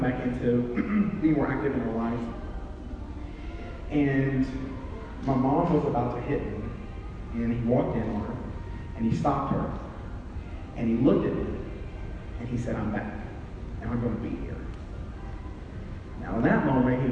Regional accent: South Carolina, United States; moved away; also born or lived in San Francisco, California; I am originally from South Carolina

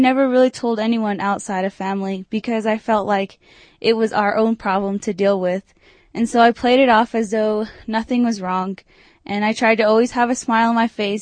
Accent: Farmington, New Mexico, United States; now in Durango, United States; I'm originally from Farmington, New Mexico

